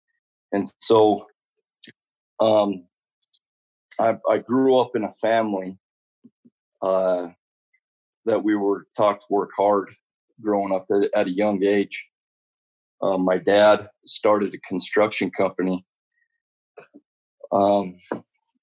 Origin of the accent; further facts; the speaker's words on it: Elko, Nevada, United States; I grew up in Elko, Nevada.